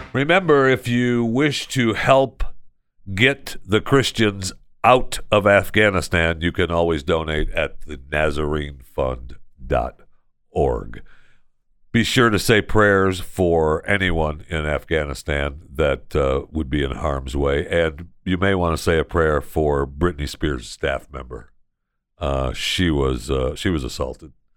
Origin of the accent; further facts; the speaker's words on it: United States; as an American